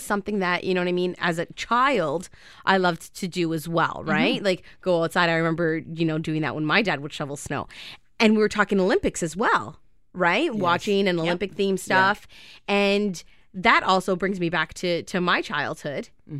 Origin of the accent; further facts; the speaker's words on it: Canada; But we're Canadian.